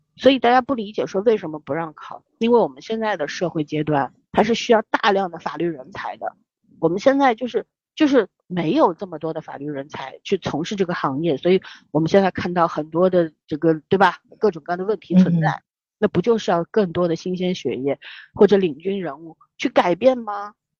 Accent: China; 我们中国人

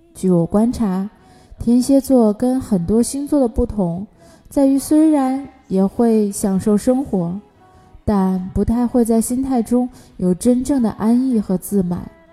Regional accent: China; 每当我们中国人遇到困难的时候

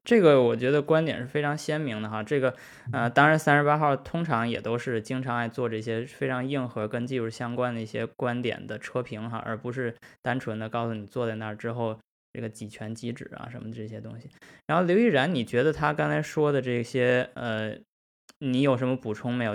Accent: China; 我们是中国人，我们是中国汽车人

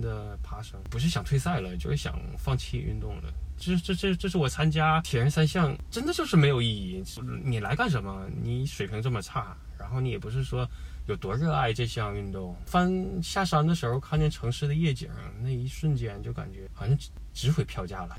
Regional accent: Shenyang, Liaoning, China; moved away; 我的老家是这样，然后在过年那几天也是在沈阳

